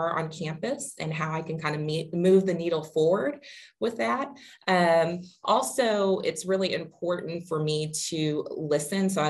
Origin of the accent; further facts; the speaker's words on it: Wichita, Kansas, United States; am originally from Wichita, Kansas, so not far from here. Um, born and raised, I um, completed my bachelor's degree at Wichita State